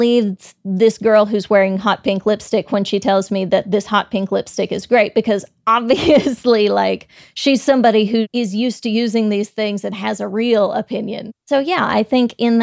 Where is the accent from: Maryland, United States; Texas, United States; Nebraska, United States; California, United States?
Texas, United States; I'm from Texas